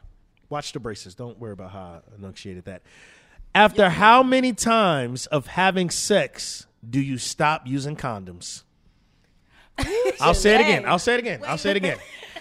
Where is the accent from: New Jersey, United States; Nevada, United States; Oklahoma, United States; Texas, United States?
New Jersey, United States; I'm from Jersey